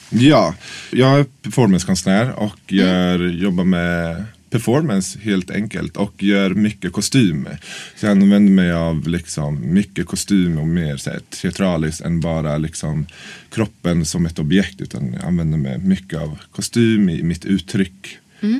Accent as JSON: {"language": "Swedish", "town": "Norrköping", "region": "Östergötland", "country": "Sweden", "moved": "as an adult", "lives_now": "Stockholm, Sweden", "said": "Ja, jag är från Norrköping egentligen. Så jag flyttade till Stockholm för nio år sedan."}